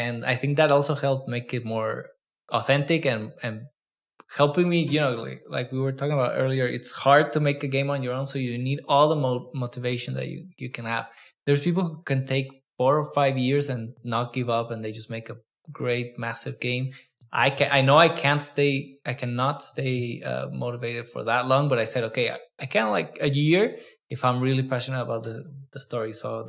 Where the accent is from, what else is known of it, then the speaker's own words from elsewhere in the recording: Mexico; I'm like, no, I'm Mexican too.